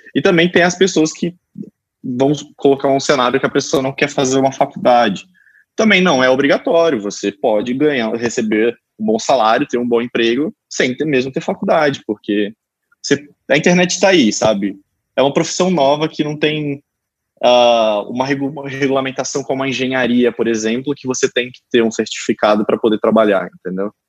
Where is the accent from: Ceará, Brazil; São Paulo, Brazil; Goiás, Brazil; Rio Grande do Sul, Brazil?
São Paulo, Brazil; São José do Rio Preto; em Rio Preto, né, que é onde eu que eu sou natural